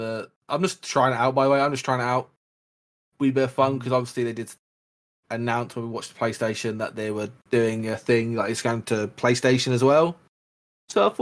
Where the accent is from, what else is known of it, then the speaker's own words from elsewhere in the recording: Ireland; I'm already Irish